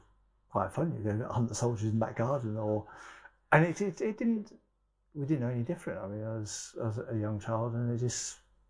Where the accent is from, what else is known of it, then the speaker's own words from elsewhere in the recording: Germany; I grew up in Germany in the 80s and the IRA threat there was very real.